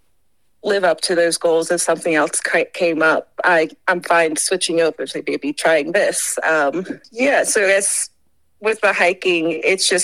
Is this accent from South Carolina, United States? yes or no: yes; Rock Hill, South Carolina, United States; moved away as an adult; now in Colorado, United States; I'm from Rock Hill, which is just 30 minutes south of Charlotte, North Carolina